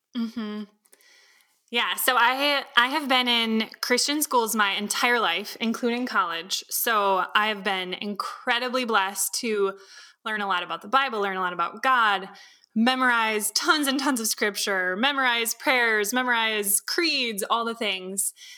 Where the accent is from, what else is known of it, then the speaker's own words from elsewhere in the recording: Wisconsin, United States; also born or lived in California; I was born in California originally, and as a kid, I vaguely remember before we moved, uh, here to Wisconsin